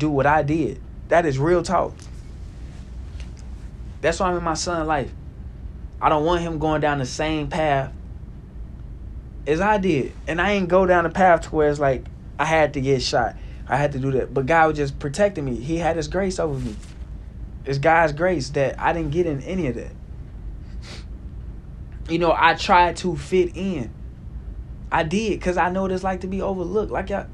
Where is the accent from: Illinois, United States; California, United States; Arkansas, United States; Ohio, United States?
Arkansas, United States; Little Rock; moved away; I grew up around Greg Bailey, you know, that was my guy back in the day when I was in Little Rock